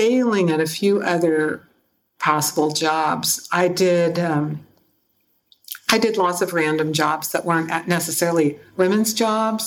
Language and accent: English; Seattle, Washington, United States; I grew up in Seattle